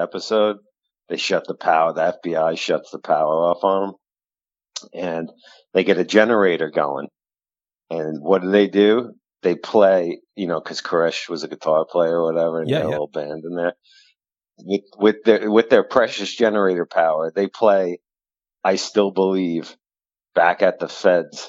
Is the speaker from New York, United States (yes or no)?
yes; East End of Long Island, New York, United States; a young Hispanic boy growing up in the East End of Long Island